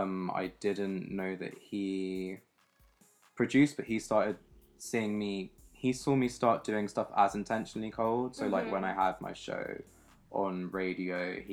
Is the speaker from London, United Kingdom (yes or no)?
yes; London, United Kingdom; I'm a producer from South East London.